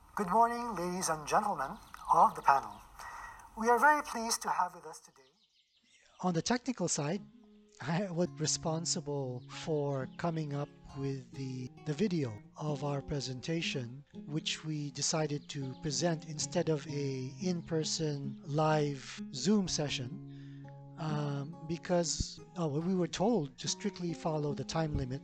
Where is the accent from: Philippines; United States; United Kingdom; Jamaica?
Philippines; I'm from the Philippines